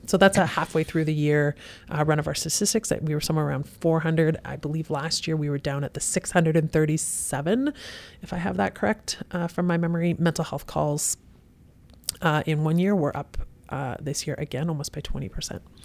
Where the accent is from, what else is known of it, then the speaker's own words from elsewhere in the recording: Kelowna, British Columbia, Canada; also born or lived in Vancouver / Sea to Sky; Born and raised in Kelowna. Kelowna General Hospital